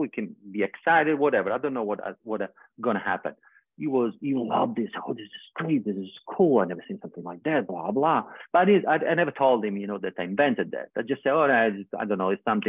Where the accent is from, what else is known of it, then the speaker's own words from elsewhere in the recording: Australia; I say, oh yeah, I'm never going to come back here. I'm from Australia.